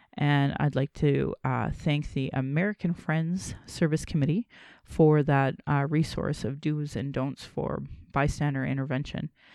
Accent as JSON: {"language": "English", "town": "Calgary", "region": "Alberta", "country": "Canada", "tie": "born or raised there", "said": "I was born in Calgary"}